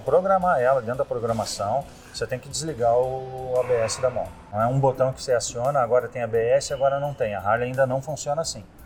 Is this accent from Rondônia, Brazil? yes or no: no; Rio Grande do Sul, Brazil; moved away as an adult; also born or lived in Paraná / Jaguarão, Rio Grande do Sul; now in Florianópolis, Brazil; nasci no Paraná, fui criado no Rio Grande do Sul e tô aqui desde 92